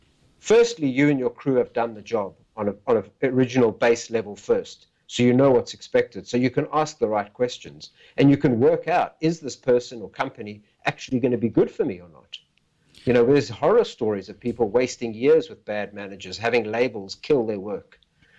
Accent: Port Elizabeth, Eastern Cape, South Africa; I was born in South Africa in a little town called Port Elizabeth

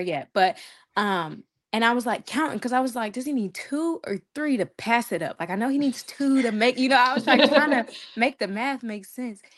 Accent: Kentucky, United States; I'm from Kentucky

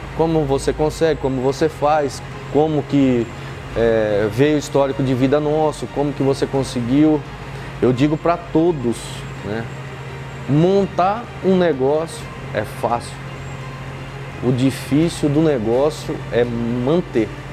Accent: Osvaldo Cruz, São Paulo, Brazil; moved away as an adult; also born or lived in Buritama, São Paulo; Eu saí de Oswaldo Cruz, fui para Buritama, uma cidadezinha aqui perto de Araçatuba

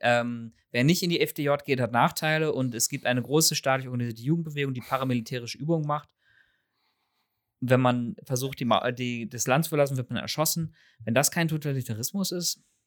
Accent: Northern Germany, Germany; ich als Teenager mit meinem norddeutschen

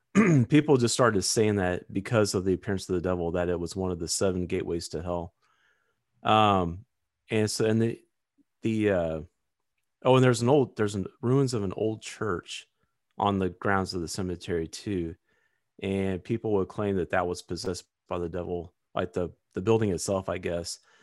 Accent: Missouri, United States; it is in Missouri, so that's kind of my home state

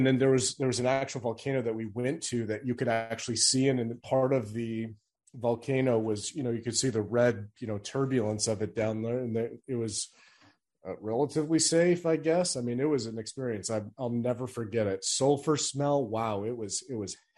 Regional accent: Phoenix, Arizona, United States; moved away; also born or lived in Owatonna; I grew up in Phoenix

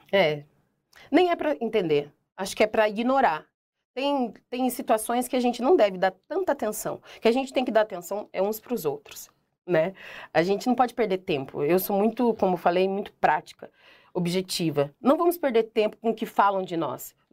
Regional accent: Curitiba, Paraná, Brazil; Sou curitibana, mas ninguém aqui me conhece.

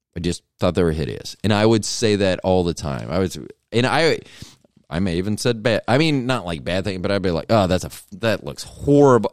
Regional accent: Tampa, Florida, United States; I'm from Tampa

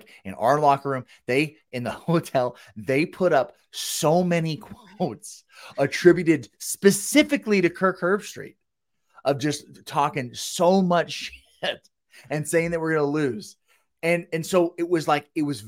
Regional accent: Southern California, United States; moved away as an adult; I'm from Southern California. So I grew up going to UCLA games my whole life

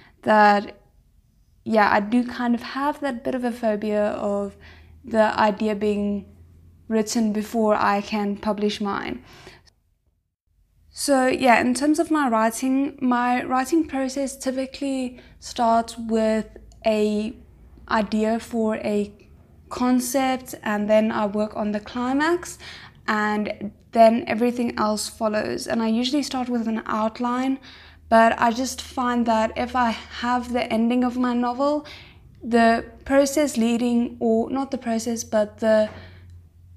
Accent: South Africa; I'm 23 years old and I'm from South Africa.

